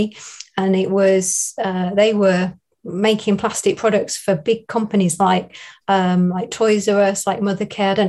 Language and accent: English; Northamptonshire, East Midlands, United Kingdom; accent: southern; moved away as an adult; also born or lived in Derby; now in Chesterfield, United Kingdom; I'm from Northamptonshire, which is nearer London, but I moved up more north when I went to university